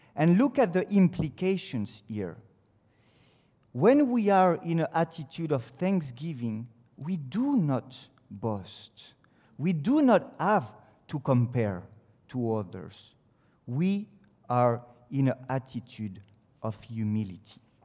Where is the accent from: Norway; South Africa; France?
France; English is a second language; it's a French who comes to speak to you